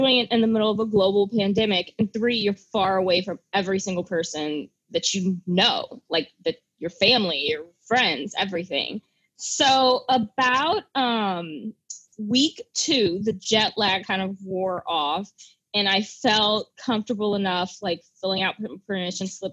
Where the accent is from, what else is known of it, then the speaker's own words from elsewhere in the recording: St. Louis, Missouri, United States; moved away as an adult; now in Paris, France; little girl growing up in St. Louis, Missouri, Midwestern life, you know, nice, normal, suburban